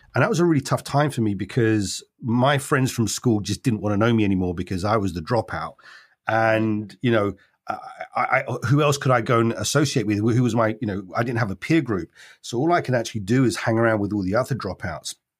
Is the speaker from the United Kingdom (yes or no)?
yes; London, United Kingdom; I was born in London